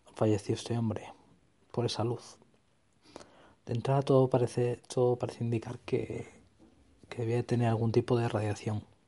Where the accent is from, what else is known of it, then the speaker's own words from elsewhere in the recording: Extremadura, Spain; mi tierra, en Extremadura